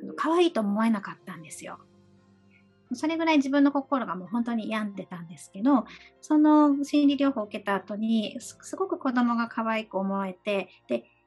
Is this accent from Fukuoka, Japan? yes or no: yes; Fukuoka, Japan; also born or lived in Okinawa; now in Tokyo, Japan; 私は沖縄生まれで、えー、福岡育ちの今東京にあの在住させていただいております